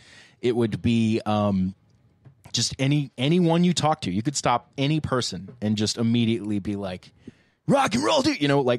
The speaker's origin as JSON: {"language": "English", "town": "Columbia", "region": "South Carolina", "country": "United States", "tie": "born or raised there", "moved": "yes", "said": "I'm going down to see my family in my hometown of Columbia, South Carolina"}